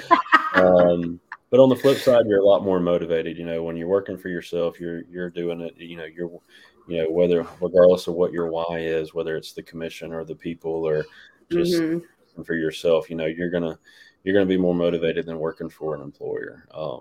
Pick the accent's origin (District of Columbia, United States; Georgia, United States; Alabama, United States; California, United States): Alabama, United States; Dothan; also born or lived in Auburn, Alabama; now in Pelham, United States; I'm from Dothan, Alabama. Went to school and everything there, graduated high school